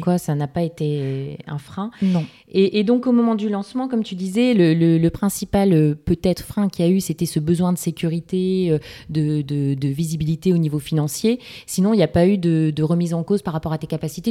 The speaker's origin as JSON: {"language": "French", "town": "Lille", "region": "Hauts-de-France", "country": "France", "said": "Je suis lilloise"}